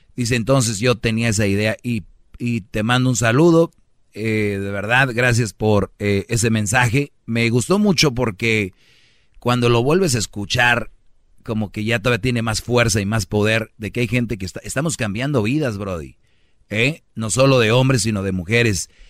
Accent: Monterrey, Nuevo León, Mexico; como buen regio

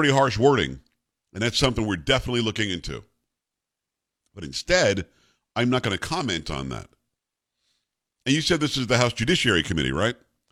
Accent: Texas, United States; I'm a Texan

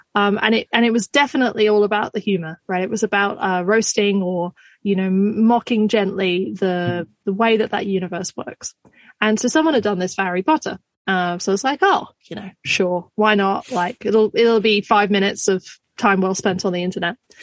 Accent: Scotland, United Kingdom; now in Australia; technically I'm Scottish

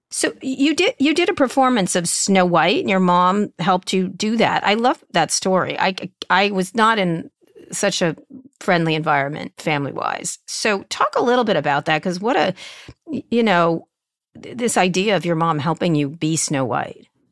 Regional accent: Roslyn Harbor, New York, United States; I grew up in Roslyn Harbor

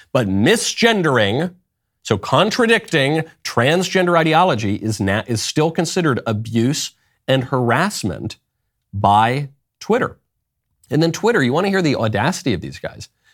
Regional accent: New York, United States; moved away; also born or lived in Los Angeles; I'm from New York. I lived in LA for a long time.

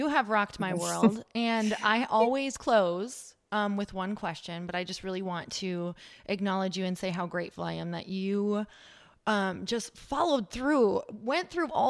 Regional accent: Midwest, United States; now in California, United States; I come from the Midwest. So let me tell you, money, there's a whole lot of everything tied to it. So, living out in California is totally different.

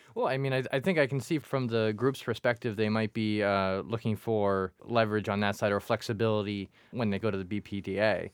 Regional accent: Quincy, Massachusetts, United States; I grew up in Quincy and the Quincy courthouse

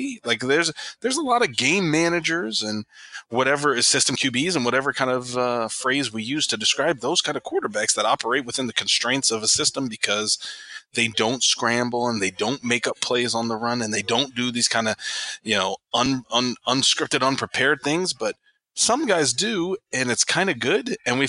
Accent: Texas, United States; I've never heard of Teen Mom. I'm from Texas. I get to live Teen Mom.

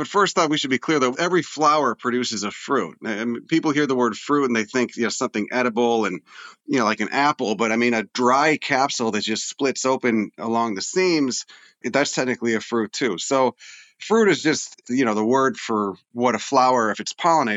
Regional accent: Chicago, Illinois, United States; where I grew up in Chicago, it was all suburban

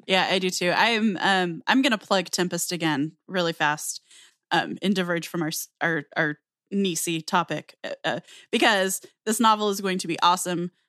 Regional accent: Southwest US, United States; I grew up in the Southwest U S. I still live in the Southwestern U S

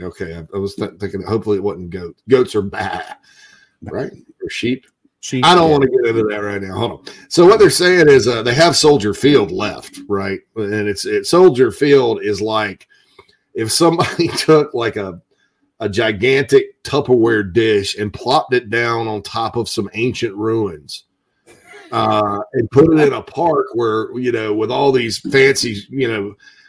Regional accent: the South, United States; I'm from the South, right? I mean, that's what the term redneck comes from, right?

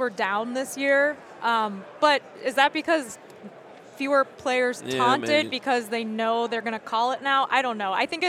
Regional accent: outside of Chicago, Illinois, United States; No, I grew up outside of Chicago. My mom was from Pittsburgh.

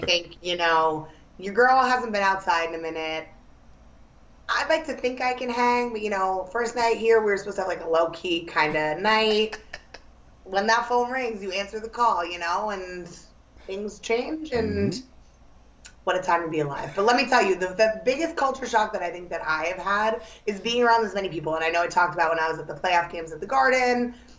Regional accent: New York City, New York, United States; also born or lived in Hoboken; as a New Yorker

